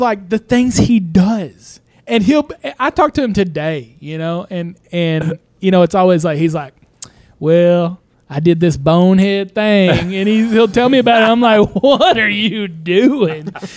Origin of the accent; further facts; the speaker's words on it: Broken Bow, Oklahoma, United States; I'm just here from Broken Bow